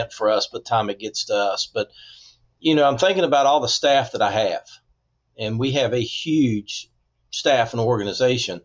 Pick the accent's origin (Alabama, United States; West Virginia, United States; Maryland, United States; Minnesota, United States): West Virginia, United States; growing up in West Virginia